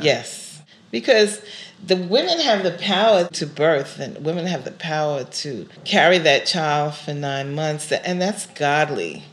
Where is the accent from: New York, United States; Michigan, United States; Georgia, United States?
New York, United States; New York City; first language English; also born or lived in Brooklyn; I was born in Brooklyn. Yeah. And then moved to Queens. Uh, My native tongue is English